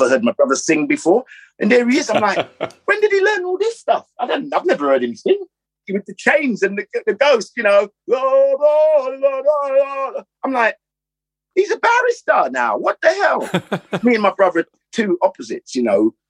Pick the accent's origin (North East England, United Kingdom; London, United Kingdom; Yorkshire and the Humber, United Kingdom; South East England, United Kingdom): London, United Kingdom; growing up in Notting Hill